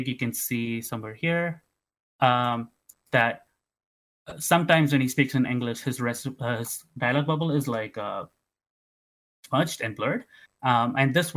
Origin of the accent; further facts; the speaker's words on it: Tamil Nadu, India; now in Canada; Growing up in Tamil Nadu